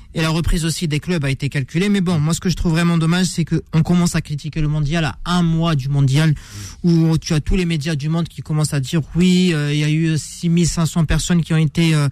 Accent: Algeria; je suis algérien

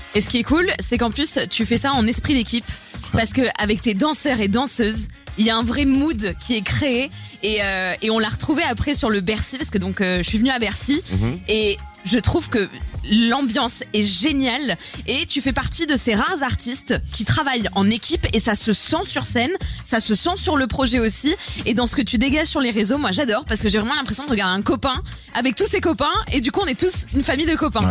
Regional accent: Bordeaux, Nouvelle-Aquitaine, France; Je viens de Bordeaux

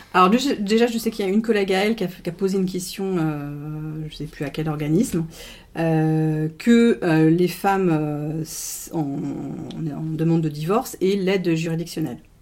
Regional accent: France; on est français

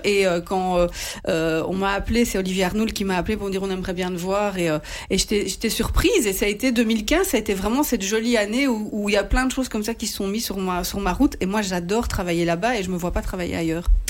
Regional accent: Sambreville, Wallonia, Belgium; Je viens de la région de Sambreville

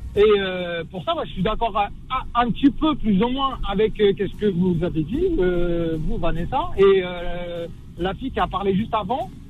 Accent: Morocco; now in France; moi, je suis marocain

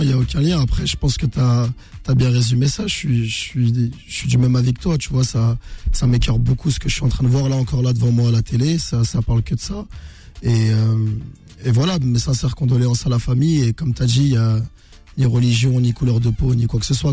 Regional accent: Meaux, Île-de-France, France; je suis originaire de Meaux, dans le 77

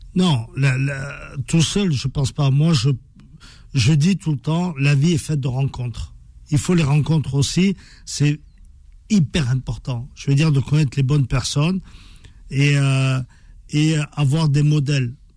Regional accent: France; on a grandi en France. Euh, on a étudié en France.

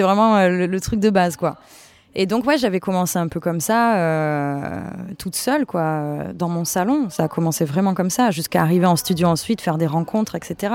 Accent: Avignon, Provence-Alpes-Côte d'Azur, France; je viens d'Avignon

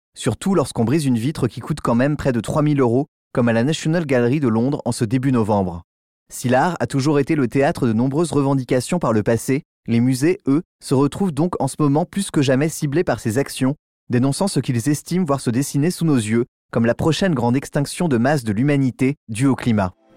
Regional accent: France; chez nous en France

